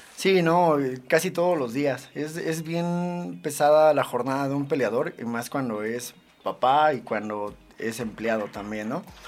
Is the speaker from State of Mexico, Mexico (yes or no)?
yes; Ecatepec, State of Mexico, Mexico; now in Tultepec, Mexico; Yo nací en Jalostoque, Catepec. Eh, radico en Tultepec, Estado de México